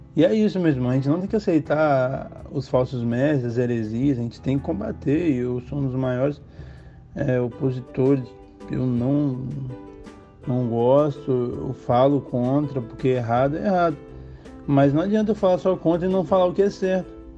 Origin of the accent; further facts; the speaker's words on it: Rio de Janeiro, Brazil; moved away; eu sou natural do Rio